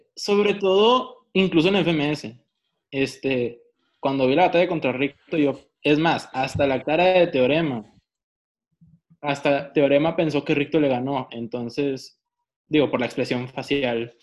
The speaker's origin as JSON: {"language": "Spanish", "country": "Mexico", "said": "soy mexicano"}